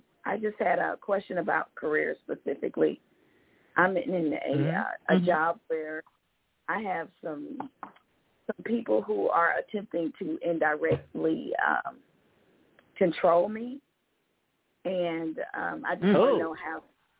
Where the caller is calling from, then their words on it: Georgia, United States; Yes, this is … from Georgia.